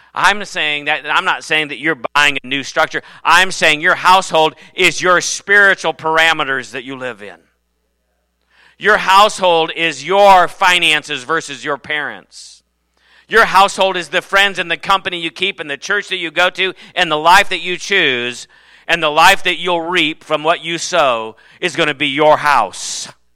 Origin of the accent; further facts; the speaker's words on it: United States; I am not a Norwegian American, I am an American